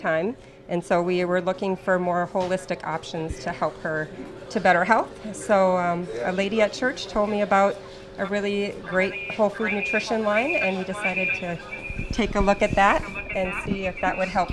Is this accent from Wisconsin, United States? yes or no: yes; La Crosse, Wisconsin, United States; now in Delano, United States; I am actually from La Crosse, Wisconsin